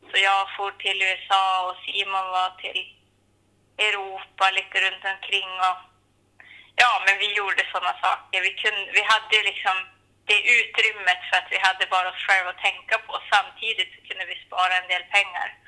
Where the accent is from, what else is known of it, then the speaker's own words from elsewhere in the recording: Saxnäs, Västerbotten County, Sweden; moved away as an adult; also born or lived in Skellefteå / Bodø, Norway; Så jag är uppvuxen här, men jag kommer ju från Löbe, fyra kilometer söder om Klimpfjäll. Eh, så jag har ju gått hela min skoltid här i Saxnäs och så. Mm. Så det här, ja, det här är ju mitt hem.